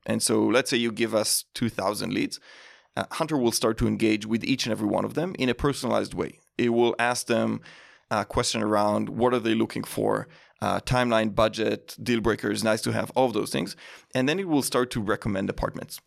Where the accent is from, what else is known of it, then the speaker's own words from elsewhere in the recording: Israel; moved away; grew up in Israel